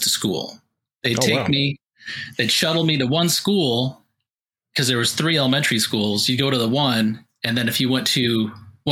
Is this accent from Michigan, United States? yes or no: yes; Michigan, United States; I grew up in Michigan, so I got to have all four seasons, got to experience snow days